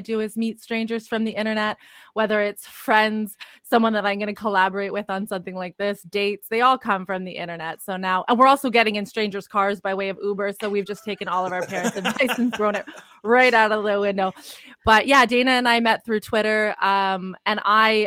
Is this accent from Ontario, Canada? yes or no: yes; Toronto, Ontario, Canada; I'm from Toronto, Canada